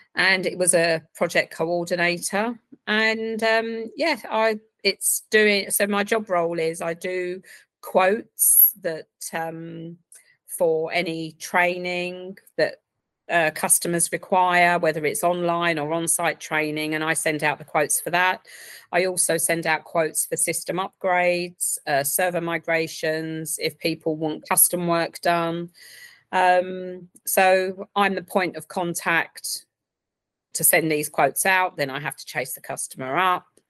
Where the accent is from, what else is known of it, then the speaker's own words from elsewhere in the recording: Essex, East of England, United Kingdom; now in Reading, United Kingdom; originally from Essex